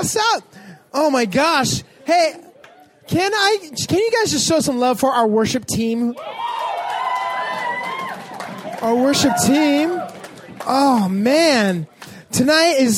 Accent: Los Angeles, California, United States; I grew up in Canoga Park, or Woodland Hills area

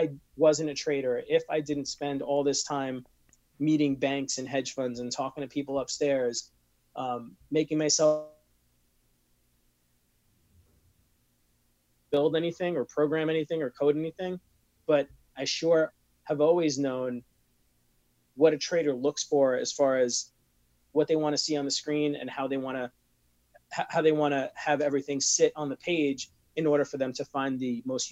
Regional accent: New York, United States; I am from New York

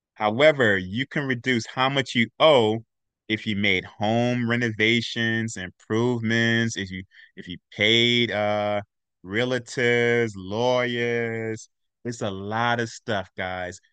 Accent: New York City, New York, United States; I'm from Brooklyn, Brooklyn

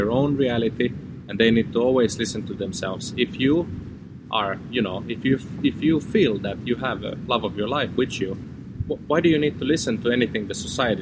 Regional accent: Finland; also born or lived in Amsterdam; we've moved back to Finland together, back to my home country and close to my family

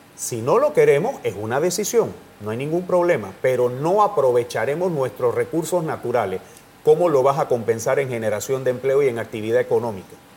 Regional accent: Tolé, Chiriquí, Panama; yo que soy de Tolé, en la provincia de Chiriquí

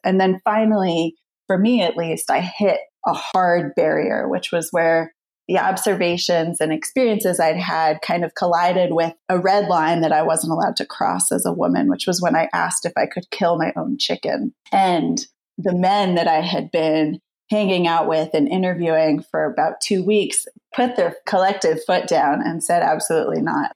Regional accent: United States; moved away; also born or lived in United Kingdom; I was coming from the UK, I'm originally American

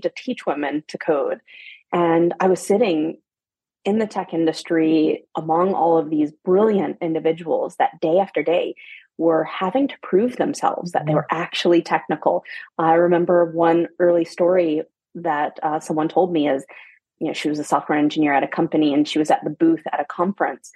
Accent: Atlanta, Georgia, United States; moved away as an adult; also born or lived in Germany / Paris; I'm from Atlanta, Georgia. I'm a mom. I have two young boys, but I'm originally from Atlanta

